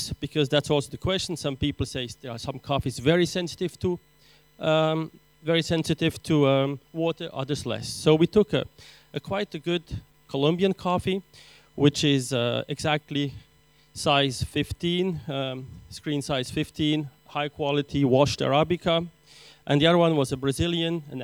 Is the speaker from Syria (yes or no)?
yes; Aleppo, Aleppo Governorate, Syria; now in Switzerland; I'm actually Armenian, born in Syria in Aleppo, but of course now I'm teaching in Switzerland.